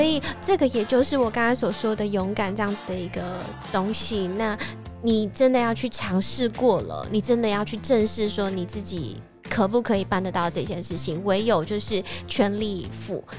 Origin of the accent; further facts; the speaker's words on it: Taoyuan, Taiwan; first language Hakka; 我其实啊，在桃园，就是土生土长的桃园人